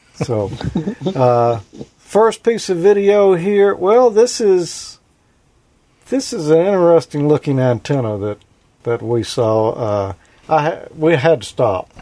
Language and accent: English; the South, United States; I'm from the South.